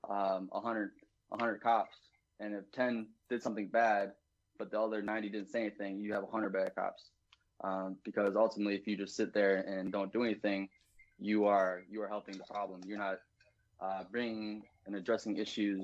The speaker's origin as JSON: {"language": "English", "region": "Wisconsin", "country": "United States", "said": "I'm from the Midwest, from Wisconsin"}